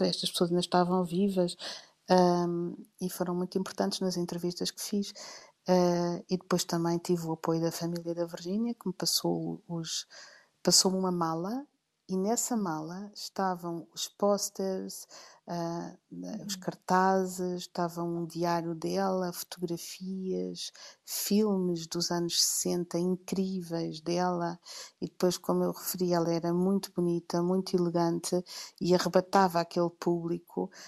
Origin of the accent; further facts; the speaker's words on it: Portugal; eu sou portuguesa